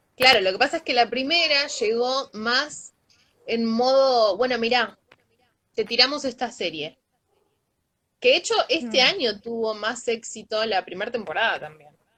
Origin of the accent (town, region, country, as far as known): Argentina